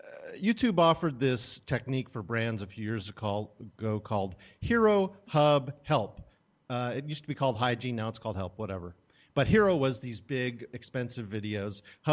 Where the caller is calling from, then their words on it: Portland, Oregon, United States; also born or lived in California; Portland, Oregon.